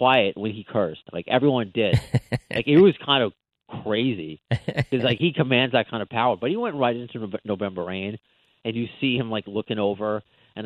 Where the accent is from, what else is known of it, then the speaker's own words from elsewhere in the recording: Long Island, New York, United States; also born or lived in Brooklyn, New York; now in Queens, New York, United States; I grew up on Long Island, but I mean my family's from Brooklyn, so I have a lot of that in me. But and now I live in Queens.